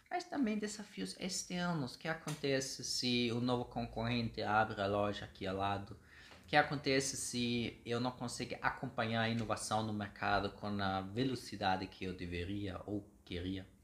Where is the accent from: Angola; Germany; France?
Germany; Portuguese is a second language; moved away as an adult; now in Brazil; eu sou alemão já há uns seis anos aqui no Brasil